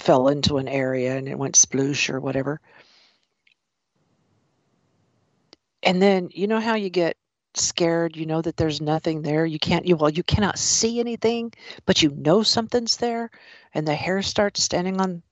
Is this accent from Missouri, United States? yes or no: yes; the Ozarks, Missouri, United States; I grew up in Missouri and in the Ozarks